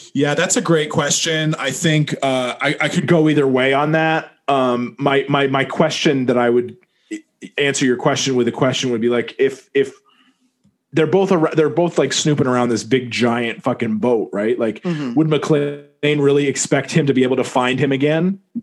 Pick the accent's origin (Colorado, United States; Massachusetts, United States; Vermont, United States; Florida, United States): Vermont, United States; moved away; also born or lived in New York City; I didn't grow up in New York City, but you know I was raised in Vermont, but I grew up in New York City, right?